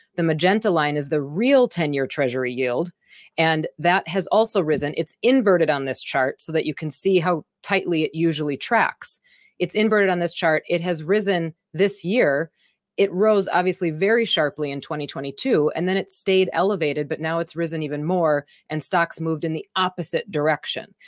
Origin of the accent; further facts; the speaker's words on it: Wisconsin, United States; I'm from Wisconsin